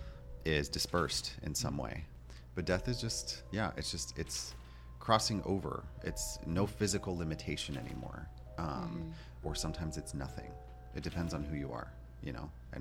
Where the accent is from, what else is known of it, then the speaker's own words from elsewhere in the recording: Florida, United States; also born or lived in Detroit; now in Los Angeles, United States; I was born in Florida